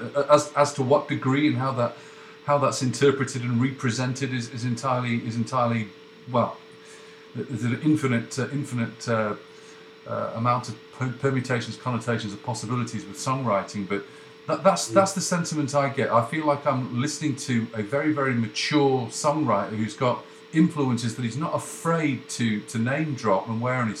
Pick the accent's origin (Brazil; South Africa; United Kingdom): United Kingdom; moved away; also born or lived in North America; it's really hard being British away from home